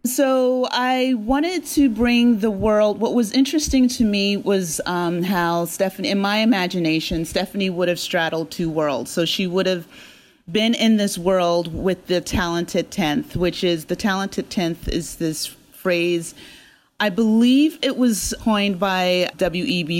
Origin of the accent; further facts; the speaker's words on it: Hamilton, New Jersey, United States; I grew up in South Jersey, in Hamilton, New Jersey, um, which is the blueberry capital of the world.